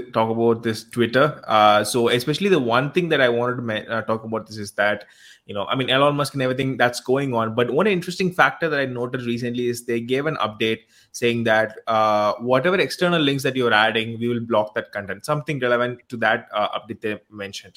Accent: India; I'm from India

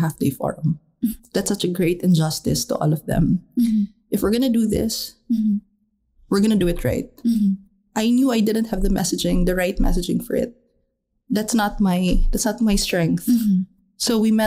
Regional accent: Dumaguete, Negros Oriental, Philippines; my hometown of Dumaguete

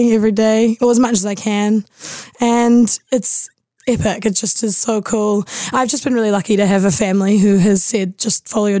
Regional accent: Auckland, New Zealand; born or raised there

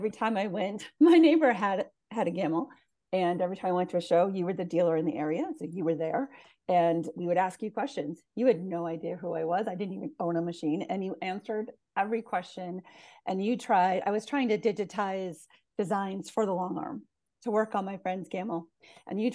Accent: Massachusetts, United States; now in Oregon, United States; I'm from Massachusetts, but I currently live in Oregon

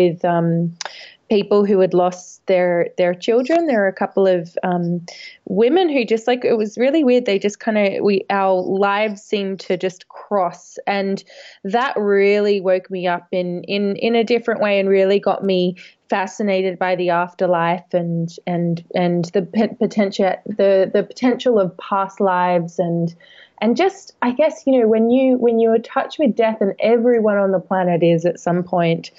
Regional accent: Australia; moved away as an adult; now in London, United Kingdom; I'm from Australia originally. I've lived over in London about 10 years now, maybe a bit longer now

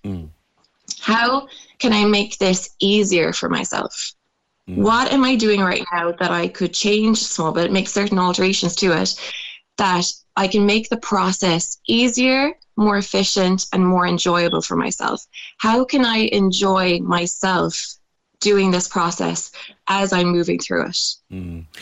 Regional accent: Ireland; growing up in Irish culture

